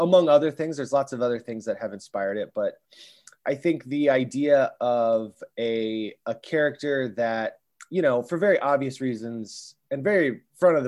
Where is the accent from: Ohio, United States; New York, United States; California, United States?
Ohio, United States; Columbus; we're from Columbus, Ohio, which is very much heartland, Midwest